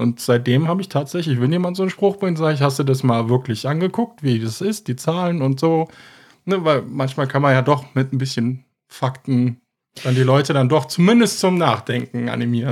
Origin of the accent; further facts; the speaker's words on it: Germany; als Deutsche